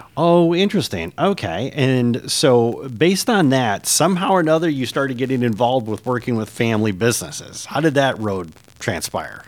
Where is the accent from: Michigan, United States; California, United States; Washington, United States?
Michigan, United States; moved away; After twenty years, I've returned to my native Michigan, and I'm looking to reconnect with my home state.